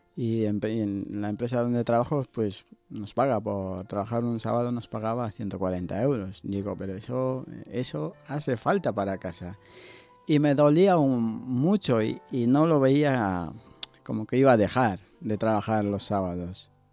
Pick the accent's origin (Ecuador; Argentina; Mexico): Ecuador; now in Basque Country, Spain; Yo soy de, Ecuador